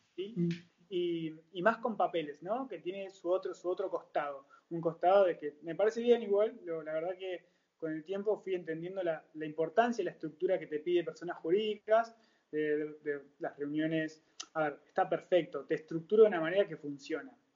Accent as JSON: {"language": "Spanish", "town": "Bariloche", "region": "Río Negro", "country": "Argentina", "tie": "born or raised there", "moved": "as an adult", "lives_now": "La Plata, Argentina", "said": "yo soy nacido en Bariloche"}